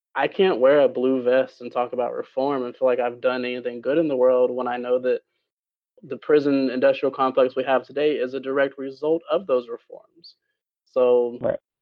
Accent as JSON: {"language": "English", "country": "Jamaica", "tie": "born or raised there", "moved": "yes", "lives_now": "United States", "said": "my home country of Jamaica"}